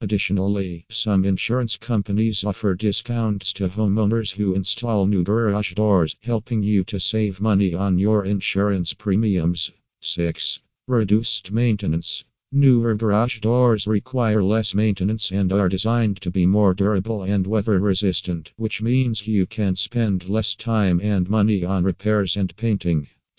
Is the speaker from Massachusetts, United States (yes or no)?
no; Maryland, United States; from Maryland and USA.